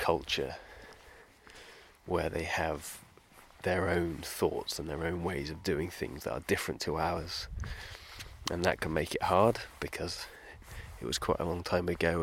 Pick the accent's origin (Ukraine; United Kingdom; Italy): United Kingdom; being British